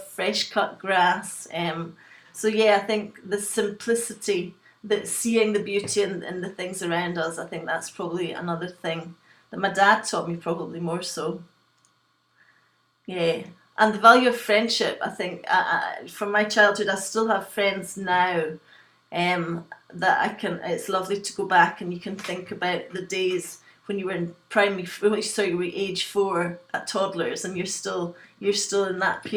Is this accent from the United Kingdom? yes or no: yes; west coast of Scotland, United Kingdom; also born or lived in Glasgow / Liverpool; I was born in Glasgow in Scotland, and I was brought up in a small fishing village on the west coast of Scotland